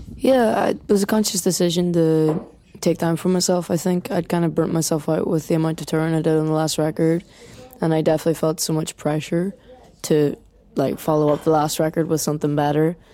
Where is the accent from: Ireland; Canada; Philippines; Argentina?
Ireland; as Irish people are very good at, like, slagging you and bringing you back down to earth